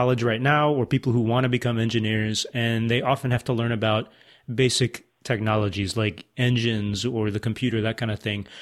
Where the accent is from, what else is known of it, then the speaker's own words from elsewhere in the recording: Chicago, Illinois, United States; I'm from Chicago